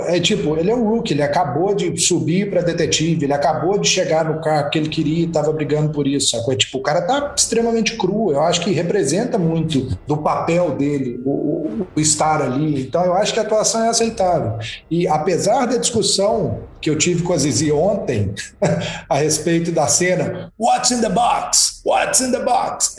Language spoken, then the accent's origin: Portuguese; Brazil; nossa como brasileiros